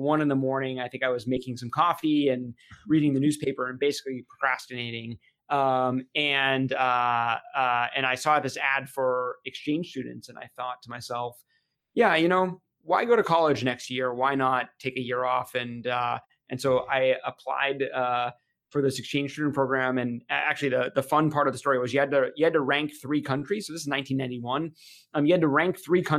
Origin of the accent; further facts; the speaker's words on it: Portsmouth, New Hampshire, United States; also born or lived in Boston, Massachusetts; So I grew up in Portsmouth, New Hampshire. I was actually born in Boston, but I consider myself a New Hampshire native.